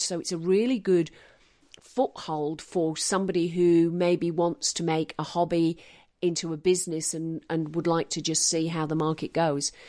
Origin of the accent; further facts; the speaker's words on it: Manchester, North West England, United Kingdom; also born or lived in Western Australia; now in Stanthorpe, Australia; I grew up in Manchester